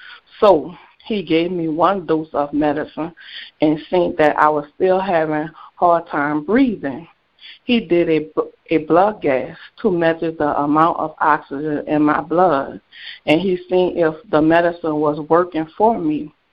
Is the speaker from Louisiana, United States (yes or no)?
yes; New Orleans, Louisiana, United States; I was born in New Orleans, Louisiana, at Charity Hospital. I have a brother named Money, who I love so much. My brother and I are 12 years apart. I was raised in a desire project.